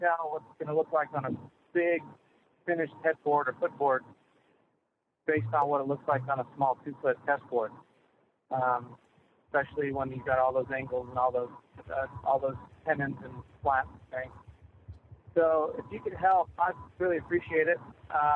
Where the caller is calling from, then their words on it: Spring, Texas, United States; I'm calling from Spring, Texas